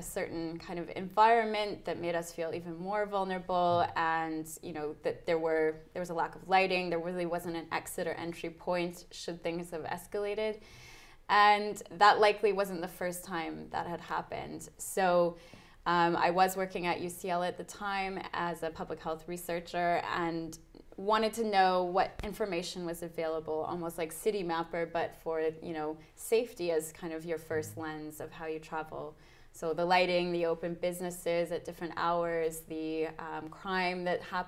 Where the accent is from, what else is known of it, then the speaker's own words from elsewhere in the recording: Canada; moved away as an adult; now in London, United Kingdom; I'm Canadian and moved over to London about 2 years ago to do my master's degree in public health